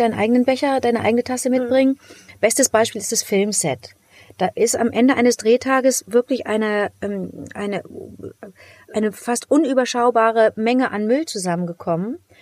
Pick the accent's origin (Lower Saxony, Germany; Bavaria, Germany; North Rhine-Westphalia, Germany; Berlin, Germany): North Rhine-Westphalia, Germany; Cologne; Ich bin aus Köln